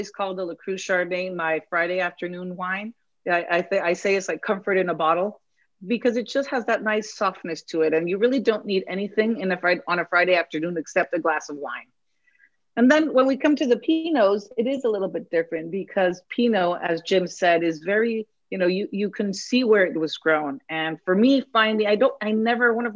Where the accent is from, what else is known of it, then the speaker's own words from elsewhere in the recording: Mexico City, Mexico; now in Petaluma, United States; I was born and raised in Mexico City